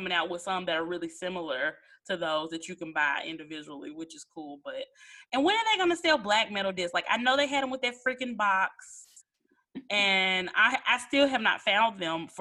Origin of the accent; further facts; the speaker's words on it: Memphis, Tennessee, United States; moved away; I got to go back to my hometown, Memphis, and visit some family